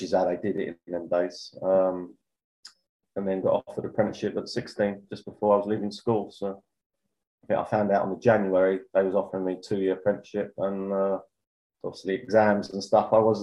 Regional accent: London, United Kingdom; also born or lived in Chingford; I was born in Walthamstow. Yeah, just... we live in Chingford now, which is only like 4 miles away from Walthamstow

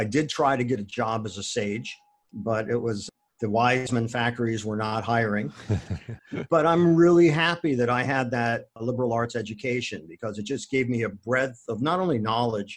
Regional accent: Akron, Ohio, United States; I was born and raised in Akron, Ohio

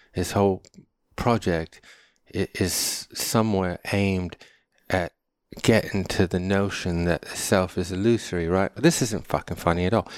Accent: United States; also born or lived in Connecticut / New York; now in California, United States; I'm American

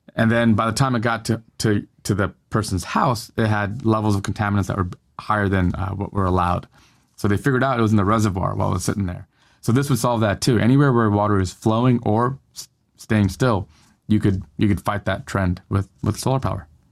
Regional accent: Northern California, United States; now in Southern California, United States; I live in Southern California now, but I grew up in Northern California

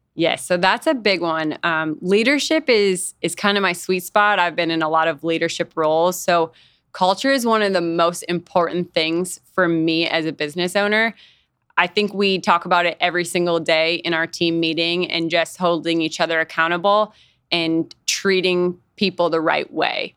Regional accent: Fargo, North Dakota, United States; moved away as an adult; also born or lived in Nebraska; I grew up in Fargo, North Dakota

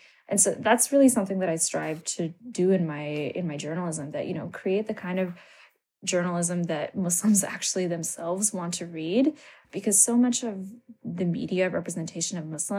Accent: Maryland, United States; also born or lived in Canada; moved to the U.S. and then lived between the U.S. and Canada for, you know, while I was a child, but I grew up in Maryland.

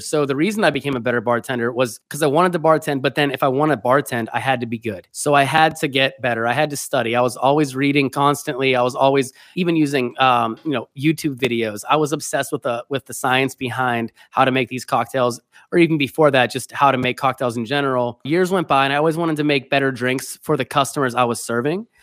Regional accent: Pennsylvania, United States; moved away as an adult; now in New York City, United States; I grew up in Pennsylvania, but I came to New York City for college

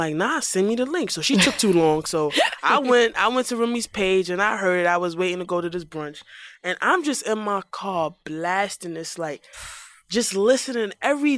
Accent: New York City, New York, United States; I'm from the Bronx

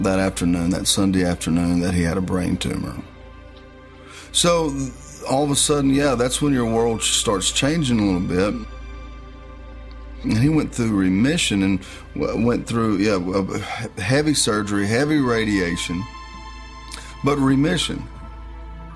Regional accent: West Monroe, Louisiana, United States; now in Nashville, United States; I'm from North Louisiana, a town called Monroe, in West Monroe, Louisiana. But Nashville is my home. I've been here a long time

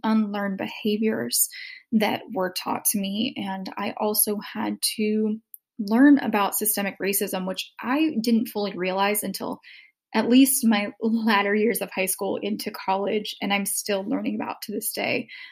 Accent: the South, United States; growing up in the South with a very racially biased family

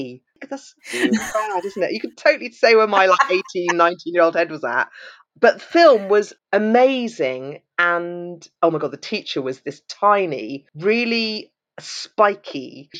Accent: Wales, United Kingdom; born there; So the kind of social services, I was always under Cardiff Social Services because I was born in Wales.

